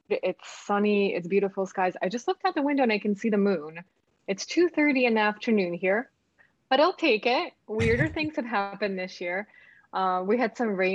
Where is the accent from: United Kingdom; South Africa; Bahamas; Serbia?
Serbia; Belgrade; also born or lived in United States; now in Argentina; I am originally from former Yugoslavia, from Serbia, born and raised in Belgrade, moved to the States in 92